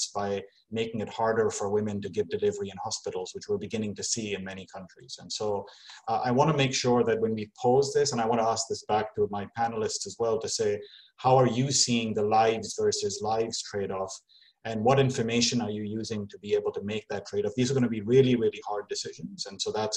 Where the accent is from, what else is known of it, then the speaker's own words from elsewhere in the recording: Kano, Kano State, Nigeria; moved away; I grew up in Kano